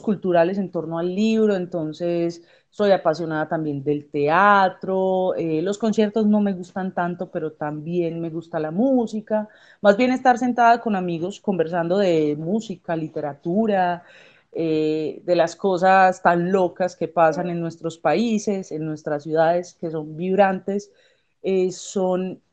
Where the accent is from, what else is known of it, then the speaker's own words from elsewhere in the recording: Colombia; also born or lived in Medellín; ministra de Economía en mi país